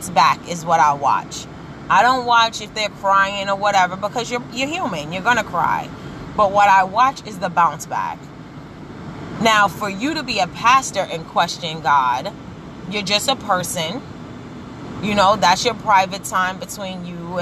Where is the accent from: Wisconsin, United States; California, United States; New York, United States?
New York, United States; New York City; growing up in Brooklyn